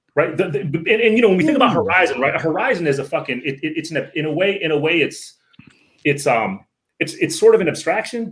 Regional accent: Northern Virginia, United States; I'm from the DMV. Um, I grew up in Northern Virginia.

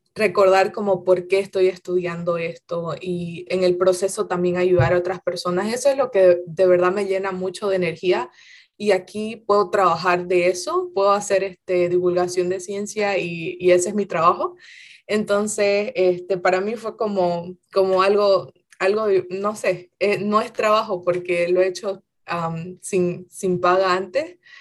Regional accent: Santa Cruz de la Sierra, Santa Cruz, Bolivia; moved away as an adult; now in United States; yo soy de Santa Cruz de la Sierra, ah, pero toda mi familia es como de los valles cruceños

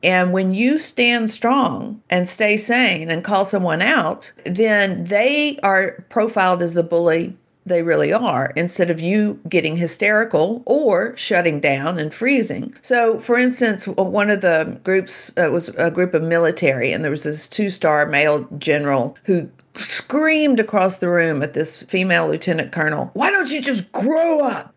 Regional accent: Shreveport, Louisiana, United States; I grew up in Shreveport, Louisiana

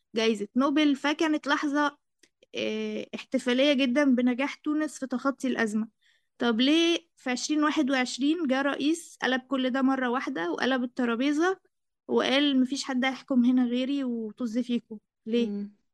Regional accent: Egypt; أنا مصرية

